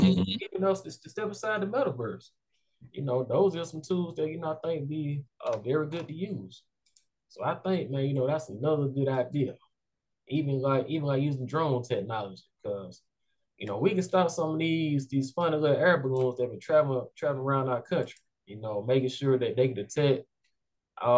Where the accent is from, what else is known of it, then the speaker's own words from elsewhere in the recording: Montgomery, Alabama, United States; I grew up in West Montgomery